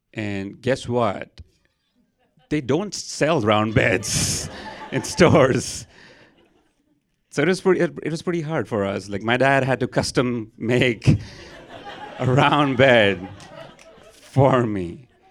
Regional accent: Mumbai, Maharashtra, India; moved away as an adult; now in San Antonio, United States; I am from India. I grew up there. Twenty-two years of my life, I was there, and then I decided to move to America

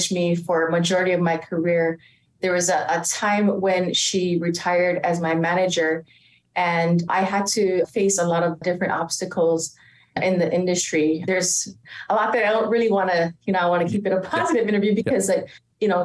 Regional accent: Hawaii, United States; moved away; born and raised in Hawaii

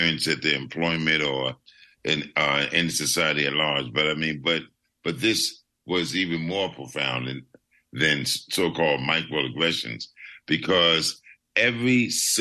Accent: Philadelphia, Pennsylvania, United States; I grew up in Philadelphia

